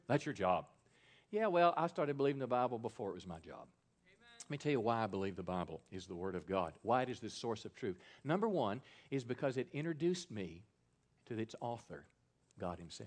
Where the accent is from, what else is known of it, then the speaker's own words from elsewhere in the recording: Mississippi, United States; my home state, Mississippi